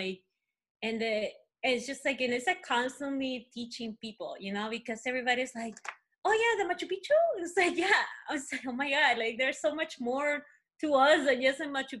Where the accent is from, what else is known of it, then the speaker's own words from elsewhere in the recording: Peru; first language Spanish; English is a second language; also born or lived in California; now in United States; I'm Peruvian and I'm from Peru